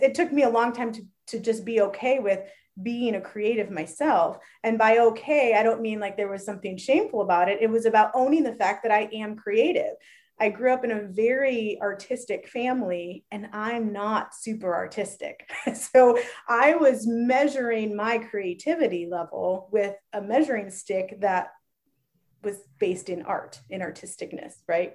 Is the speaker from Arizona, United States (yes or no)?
yes; Phoenix, Arizona, United States; we realized we're both from Phoenix